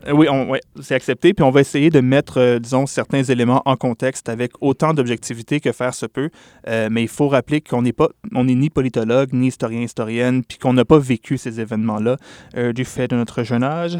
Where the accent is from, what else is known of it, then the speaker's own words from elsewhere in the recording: Quebec, Canada; chez nous, au Québec